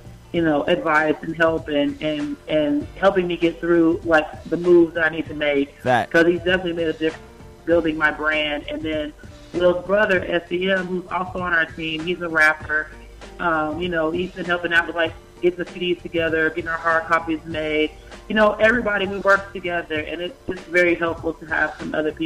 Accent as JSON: {"language": "English", "region": "Oklahoma", "country": "United States", "moved": "as an adult", "lives_now": "Atlanta, United States", "said": "I'm originally from Oklahoma"}